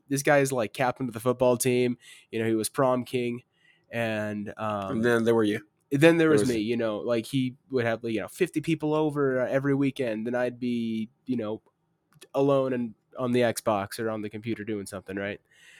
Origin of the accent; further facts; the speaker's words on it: Arizona, United States; I'm from Arizona.